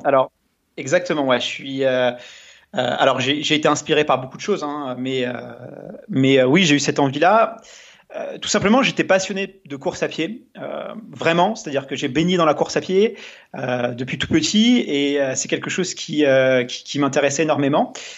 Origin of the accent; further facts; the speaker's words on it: Melun, Île-de-France, France; j'ai grandi en, banlieue parisienne, dans un dans une ville euh, ouvrière euh, qui s'appelle euh, Melun, enfin à côté de Melun